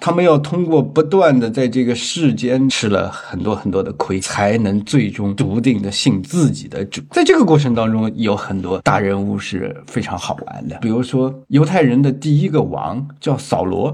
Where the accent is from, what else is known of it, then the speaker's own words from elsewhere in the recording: China; 我们中国人的诗经